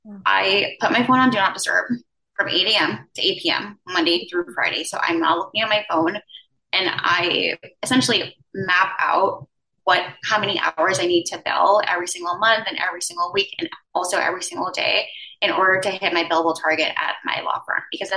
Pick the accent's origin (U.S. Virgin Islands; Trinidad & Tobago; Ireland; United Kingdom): U.S. Virgin Islands; now in Manhattan, United States; And I'm originally from the Virgin Islands. So I went from one island to another, I guess.